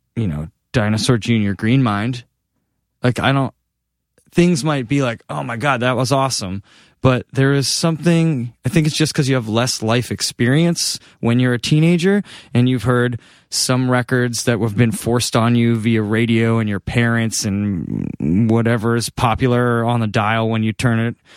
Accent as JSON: {"language": "English", "region": "Massachusetts", "country": "United States", "tie": "born or raised there", "also_born_or_lived": "Boston", "moved": "as an adult", "lives_now": "Los Angeles, United States", "said": "being back in Massachusetts, it feels like where I was made"}